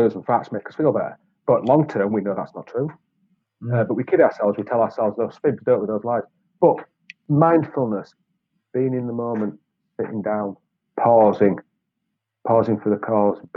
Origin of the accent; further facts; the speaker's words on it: Yorkshire and the Humber, United Kingdom; now in Wales, United Kingdom; I'm a Yorkshireman from a certain generation